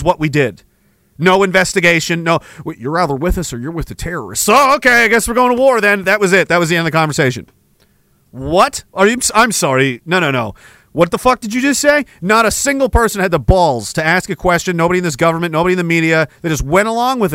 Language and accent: English; Nova Scotia, Canada; Small town, Nova Scotia, in the middle of nowhere, fishing village.